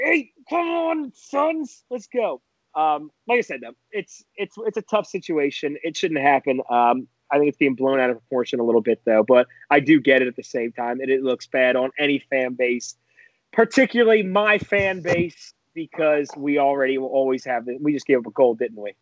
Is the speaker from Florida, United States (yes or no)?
no; Philadelphia, Pennsylvania, United States; as a Philadelphian, as a Philadelphia fan